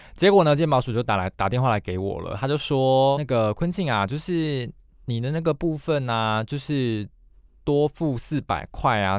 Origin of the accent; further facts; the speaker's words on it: Taiwan; 我们台湾人